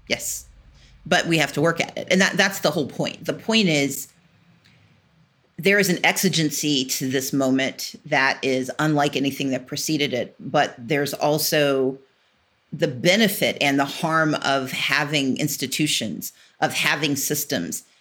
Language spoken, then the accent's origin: English; American South, United States; I grew up in the South of, you know, American South